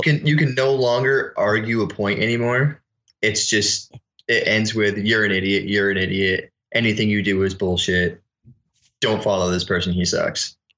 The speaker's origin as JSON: {"language": "English", "region": "Connecticut", "country": "United States", "said": "I was from Connecticut"}